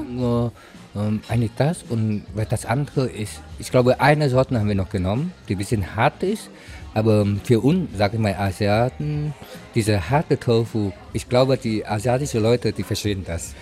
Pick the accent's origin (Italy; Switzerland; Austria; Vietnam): Vietnam; now in Weimar, Germany; Ich komme aus Vietnam